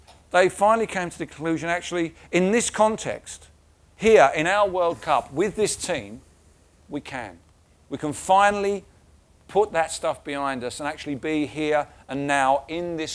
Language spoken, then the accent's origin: English; England, United Kingdom; now in South West England, United Kingdom; I have the flag of Britain and I have the flag of England, my birth country.